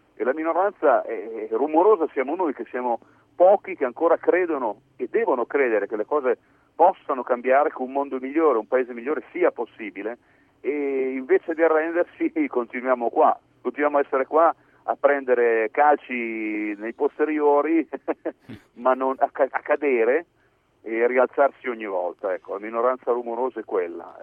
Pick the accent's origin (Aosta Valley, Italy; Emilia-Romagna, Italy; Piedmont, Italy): Piedmont, Italy; io sono, sono piemontese